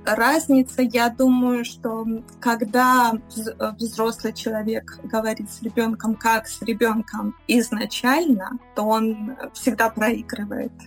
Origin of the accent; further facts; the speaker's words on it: Belarus; now in Switzerland; я белоруска по национальности, живу в Швейцарии